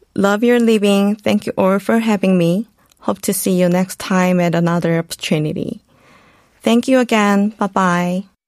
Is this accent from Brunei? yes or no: no; South Korea; moved away as an adult; also born or lived in United States; Growing up in Korea, studying in the US